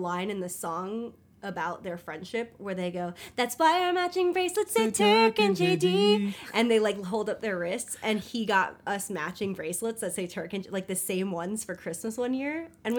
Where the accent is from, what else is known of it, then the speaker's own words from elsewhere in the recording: California, United States; now in New York, United States; we're all from California.